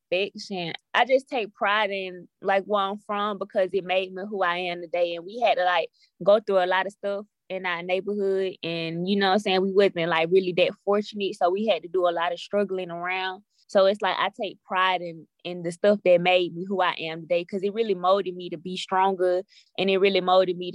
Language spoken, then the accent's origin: English; Atlanta, Georgia, United States; I'm from like the metropolitan area. Like it's an area called Zone Three, like Lakewood, Cleveland, Jonesboro, all